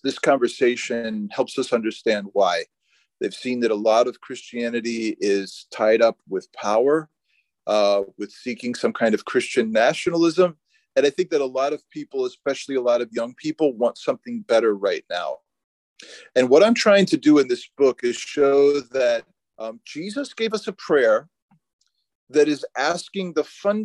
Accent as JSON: {"language": "English", "country": "United States", "said": "as a American"}